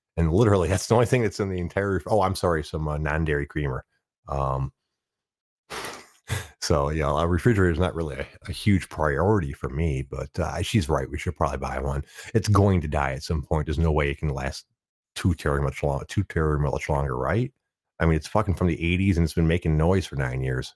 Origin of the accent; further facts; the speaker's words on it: Detroit, Michigan, United States; born and raised in the Detroit area